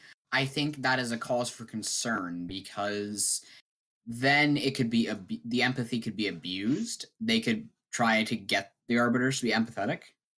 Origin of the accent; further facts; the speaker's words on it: Canada; I'm a Canadian teenager, homeschooled currently